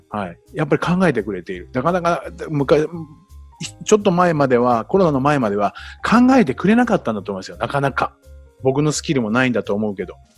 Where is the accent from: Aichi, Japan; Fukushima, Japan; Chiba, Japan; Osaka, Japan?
Chiba, Japan; also born or lived in Tokyo; 僕は千葉の人間ですけど東京で仕事をしてましたから